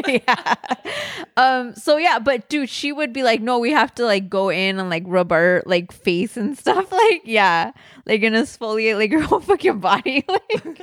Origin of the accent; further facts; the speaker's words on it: Southern California, United States; I grew up in Southern California